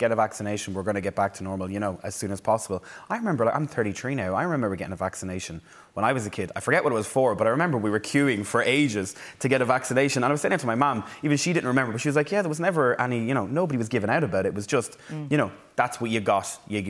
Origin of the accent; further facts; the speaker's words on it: Navan, Leinster, Ireland; Oh, but I know. I'm from Navan.